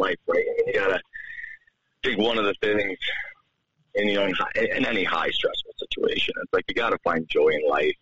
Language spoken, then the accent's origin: English; New York, United States; now in Helena, United States; growing up in New York